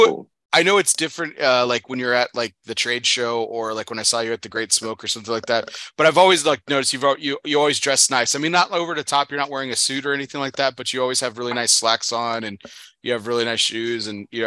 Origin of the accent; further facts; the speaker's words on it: Texas, United States; Man, growing up in Texas, that's pretty much my children are also hot blooded like me too.